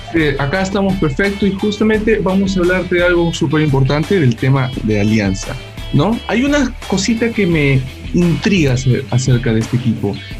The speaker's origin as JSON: {"language": "Spanish", "country": "Peru", "said": "somos de Perú"}